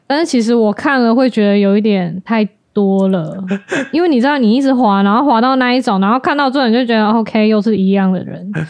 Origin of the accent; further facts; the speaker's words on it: Tainan, Taiwan; 我是台南人